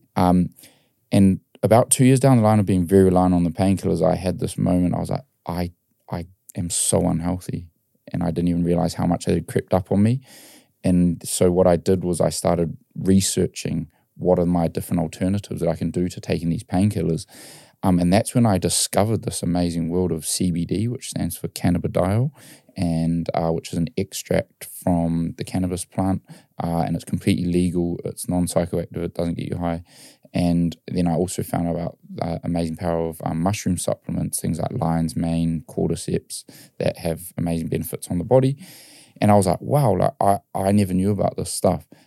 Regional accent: New Zealand; I grew up in New Zealand and we loved our rugby.

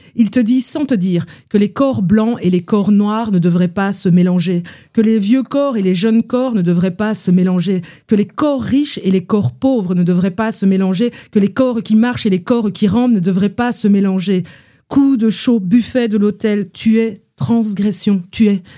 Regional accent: Belgium; je viens de Belgique

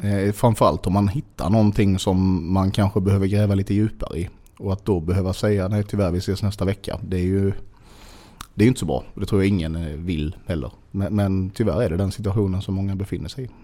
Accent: Sölvesborg, Blekinge, Sweden; also born or lived in Bromölla; jag är uppväxt i Sölvesborg

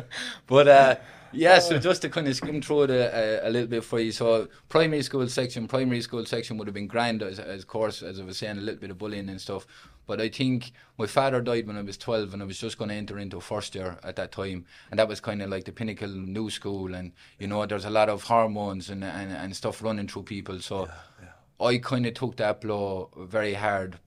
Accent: Limerick, Munster, Ireland; I originally come from a place called Weston, which is based inside Limerick City

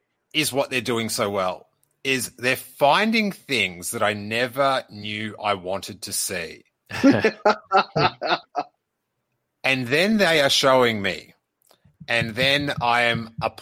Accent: Australia; I'm an Aussie. I can read Australian.

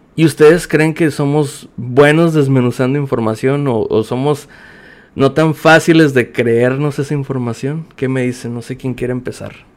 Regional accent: Mexicali, Baja California, Mexico; soy de Mexicali, Baja California

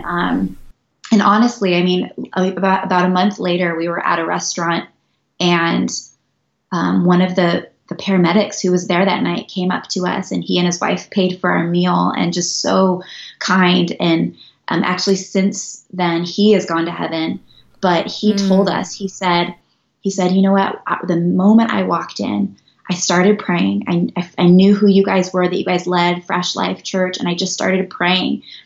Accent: Northern California, United States; moved away as an adult; also born or lived in Albuquerque, New Mexico; now in Montana, United States; I was born and raised in Northern California

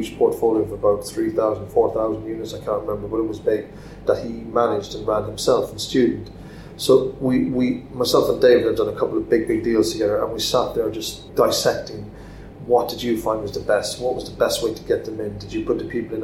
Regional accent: Cork, Munster, Ireland; my hometown in Cork

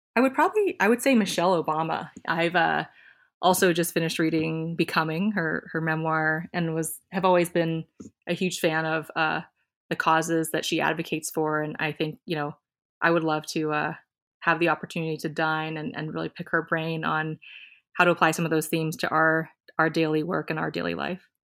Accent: Iowa, United States; also born or lived in Silicon Valley; now in Minnesota, United States; I was born in Iowa, and we both have a ton of family here in the Midwest

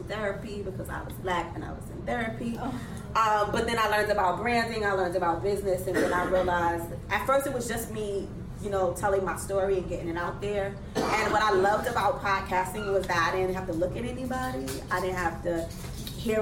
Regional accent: New York City, New York, United States; I'm still from Brooklyn. I'm from Best Side Brooklyn

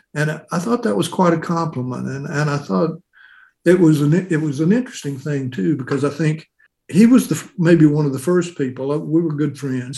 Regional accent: Tupelo, Mississippi, United States; I've had a an interesting an interesting experience growing up in Tupelo

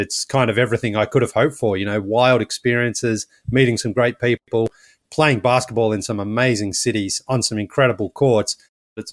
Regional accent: Australia; now in United States; I'm from Australia, but I live in the United States

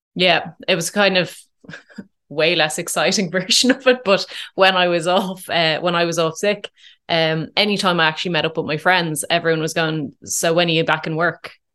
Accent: Dublin, Leinster, Ireland; also born or lived in Curracloe, Wexford; I, I grew up in, in Dublin

